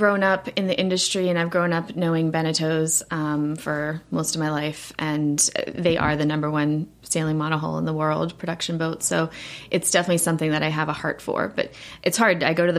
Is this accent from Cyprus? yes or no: no; South Africa; now in United States; So we're originally from South Africa, my family, and I started sailing probably when I was about 8 years old.